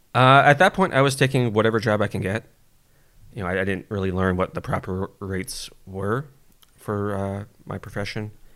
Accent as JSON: {"language": "English", "town": "San Jose", "region": "California", "country": "United States", "lives_now": "Pacifica, United States", "said": "originally f, uh, from San Jose. Uh, I do live in, uh, Pacifica now, just, uh, south of San Francisco"}